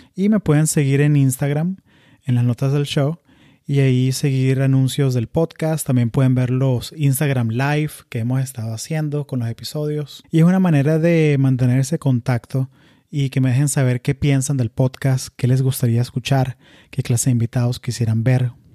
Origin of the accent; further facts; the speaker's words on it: Florida, United States; also born or lived in Venezuela; yo crecí en, o sea, yo nací en Venezuela, crecí en la Florida